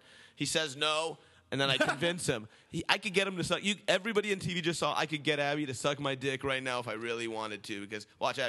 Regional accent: United States; also born or lived in Iran; I was born in Iran, but I grew up in America.

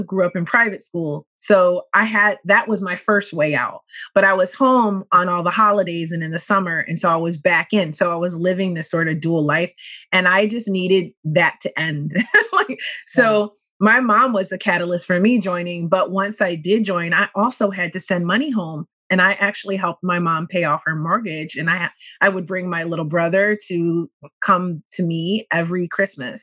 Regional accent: Philadelphia, Pennsylvania, United States; I grew up in West Philadelphia

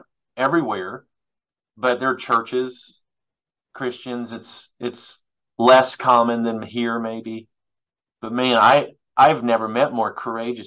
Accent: United States; as an American or as American people

